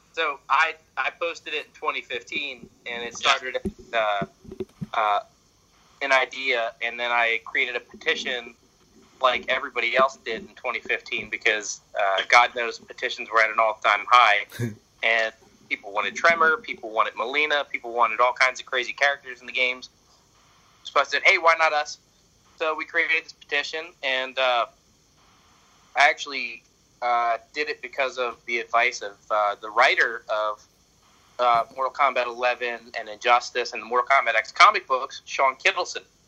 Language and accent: English; Philadelphia, Pennsylvania, United States; I'm from Pennsylvania in the United States, uh, specifically Philadelphia